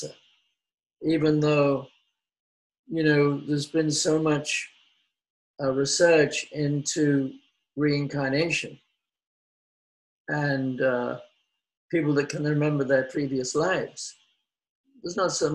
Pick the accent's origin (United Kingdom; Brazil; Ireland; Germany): United Kingdom; London; moved away; I'm from London. I'm not really a farm boy from the country. I'm a Londoner.